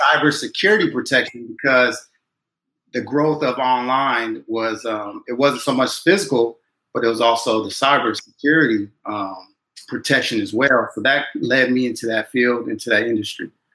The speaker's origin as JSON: {"language": "English", "town": "Chino", "region": "California", "country": "United States", "tie": "born or raised there", "also_born_or_lived": "Inglewood, California / Utah", "moved": "as an adult", "lives_now": "Washington, D.C., United States", "said": "I'm originally from California, Southern California, LA. Born in Inglewood, and then um, I've been fortunate and blessed to move um, outside to Chino, California."}